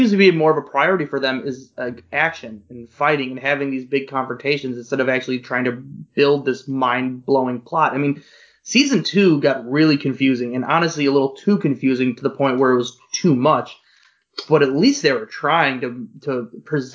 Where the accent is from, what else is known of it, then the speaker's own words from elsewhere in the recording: Chicago, Illinois, United States; I'm from Chicago